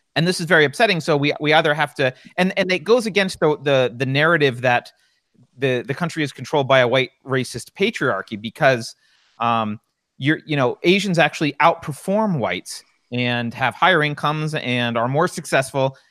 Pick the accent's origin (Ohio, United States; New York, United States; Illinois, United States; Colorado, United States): New York, United States; I grew up in in New York